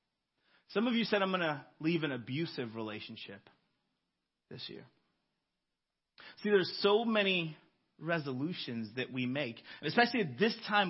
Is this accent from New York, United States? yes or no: no; Florida, United States; I'm from Florida